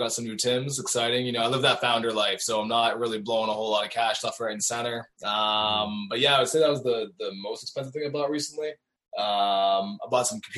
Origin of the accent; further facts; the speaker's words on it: Cornwall, Ontario, Canada; also born or lived in Waterloo, Ontario; I grew up in Cornwall, so probably like half an hour, 40 minutes outside Ottawa, and like an hour outside of Montreal, but still on the Ontario side.